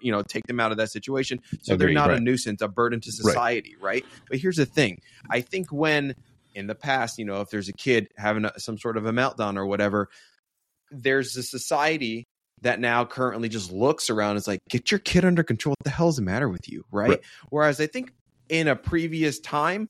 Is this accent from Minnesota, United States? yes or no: no; New Jersey, United States; also born or lived in New York; I was growing up in New Jersey, New York, New Jersey